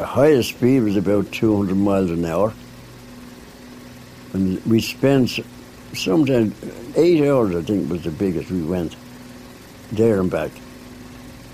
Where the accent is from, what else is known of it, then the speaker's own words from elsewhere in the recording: Dublin, Leinster, Ireland; I was born and bred in Dublin, Elford Terrace, Donore Avenue